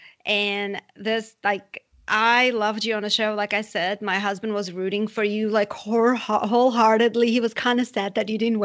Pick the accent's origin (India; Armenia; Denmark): Armenia; now in United States; I'm from Armenia originally, and I kind of grew up like that too